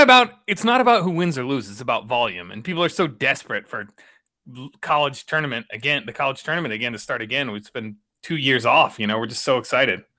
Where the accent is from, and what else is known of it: Richmond, Virginia, United States; born or raised there